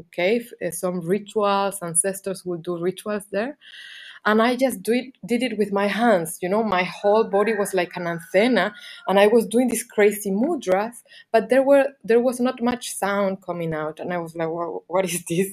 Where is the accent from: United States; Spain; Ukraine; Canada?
Spain; Canary Islands; moved away as an adult; also born or lived in England / Barcelona; I was living in England because I'm from Canary Islands, and then I lived some bit in Barcelona.